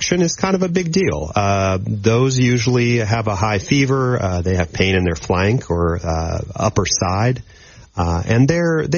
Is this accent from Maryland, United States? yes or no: yes; Maryland, United States; moved away as an adult; also born or lived in Akron, Ohio / Nashville, Tennessee; now in Shreveport, United States; I am originally from the East Coast, from Maryland, and I did my college training at Johns Hopkins University in Baltimore